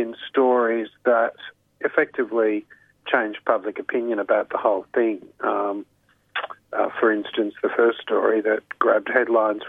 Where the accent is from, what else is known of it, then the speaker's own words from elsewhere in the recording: Queensland, Australia; moved away as an adult; also born or lived in Canberra / Sydney / Britain / Brisbane; I grew up in the Bjelke Peterson era in Queensland